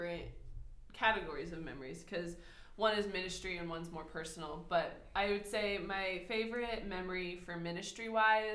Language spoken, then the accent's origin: English; United States; moved away as an adult; also born or lived in Mozambique; now in Botswana; as an American